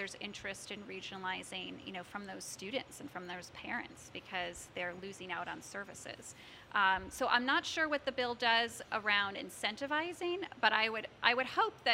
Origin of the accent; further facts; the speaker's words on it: Norfolk, Connecticut, United States; also born or lived in Syracuse, New York; now in West Hartford, United States; growing up in Norfolk, we had a regional school district.